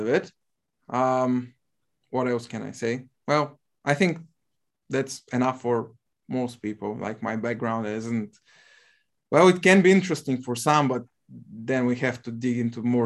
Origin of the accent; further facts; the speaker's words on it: Bulgaria; English is a second language; I'm from Bulgaria, currently 27 years old